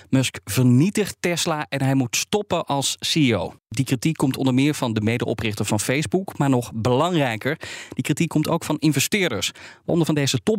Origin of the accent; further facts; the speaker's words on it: Netherlands; Dat vinden we als Nederlanders